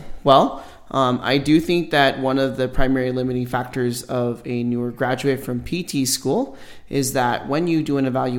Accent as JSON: {"language": "English", "town": "Los Angeles", "region": "California", "country": "United States", "lives_now": "Las Vegas, United States", "said": "I'm originally from Los Angeles, California."}